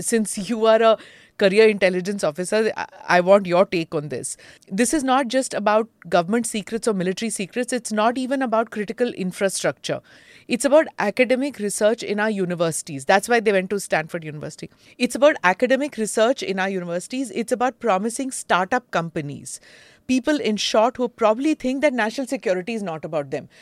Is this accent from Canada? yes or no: no; India; me as an Indian